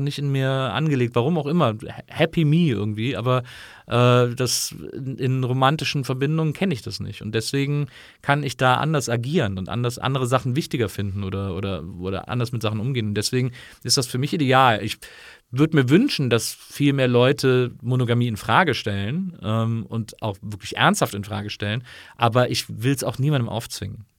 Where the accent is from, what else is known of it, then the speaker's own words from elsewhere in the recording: Rhineland, Germany; moved away; ich bin ja im Rheinland aufgewachsen